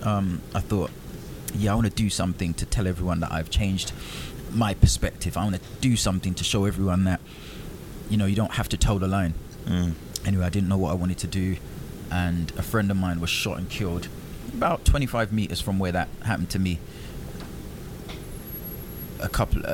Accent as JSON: {"language": "English", "country": "Jamaica", "said": "I'm from Jamaica"}